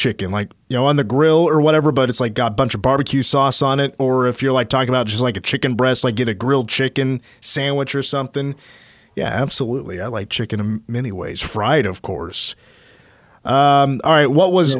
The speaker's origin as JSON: {"language": "English", "region": "Kansas", "country": "United States", "said": "I'm from Kansas"}